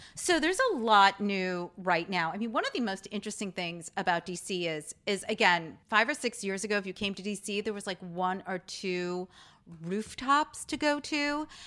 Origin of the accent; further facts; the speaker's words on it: United States; accent: New York or Jersey; My New York accent